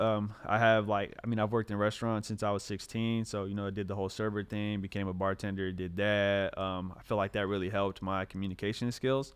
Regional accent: Clovis, California, United States; also born or lived in Hayward, California; I moved, uh, to Clovis when I was in, uh, third grade.

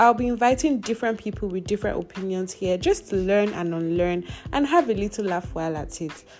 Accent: Nigeria; I'm a Nigerian woman, a believer of God

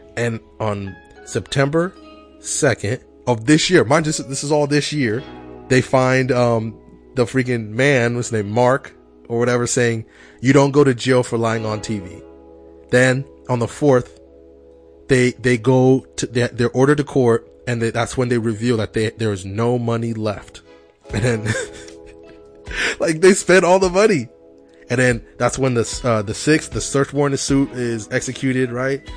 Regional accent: Kenya; moved away; I'm from Kenya

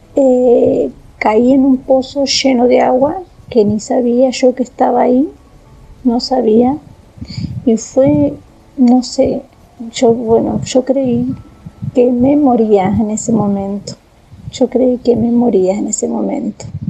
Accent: Tandil, Buenos Aires Province, Argentina; also born or lived in Mar del Plata; now in Córdoba, Argentina; Soy de Tandil, pero vivo en Córdoba.

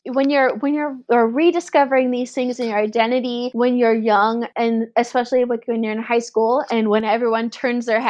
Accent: United States; I was born in that hospital in this city right here

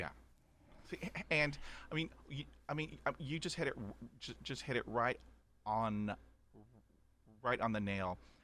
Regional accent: Corpus Christi, Texas, United States; also born or lived in Houston, Texas; growing up in Corpus Christi, Texas

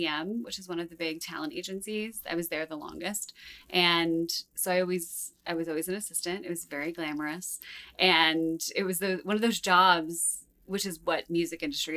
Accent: New Jersey, United States; moved away as an adult; also born or lived in Manhattan, New York / Long Beach, California; now in Los Angeles, United States; I was raised mostly in North Jersey

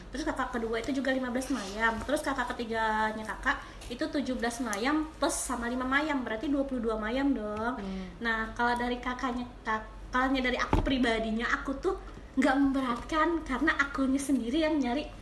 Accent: Aceh, Indonesia; tinggi sih kalau segitu sih standar ya kalau kita orang Aceh

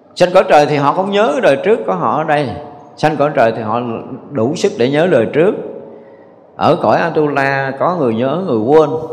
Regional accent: Vietnam; mình là, là cái người việt nam dù qua mỹ nhập quốc tịch mỹ thì mình vẫn là gốc của người việt nam

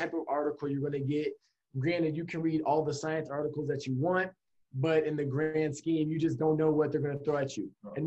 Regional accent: Atlanta, Georgia, United States; moved away as an adult; also born or lived in Miami; now in Boston, United States; I'm from Atlanta, Georgia.

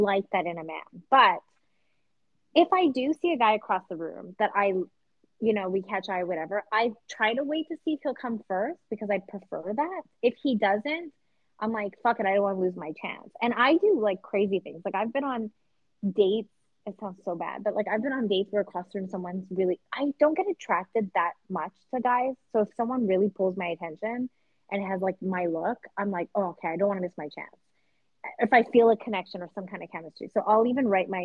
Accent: Vancouver, British Columbia, Canada; now in United States; I'm from Vancouver

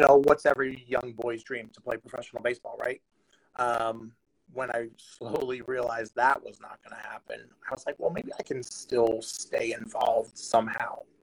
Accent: New Jersey, United States; I grew up in New Jersey

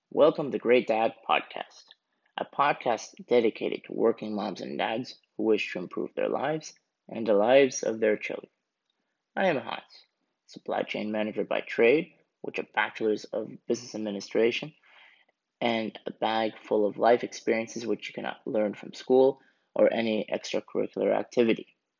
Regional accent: Canada; I am originally from Canada, um, and both my parents are Swiss who moved from Switzerland to Canada to start a new life

